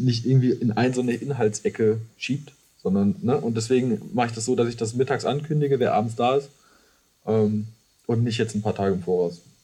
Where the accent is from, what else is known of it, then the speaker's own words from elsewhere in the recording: Iserlohn, North Rhine-Westphalia, Germany; moved away as an adult; now in Cologne, Germany; ich komme aus der Nähe von Dortmund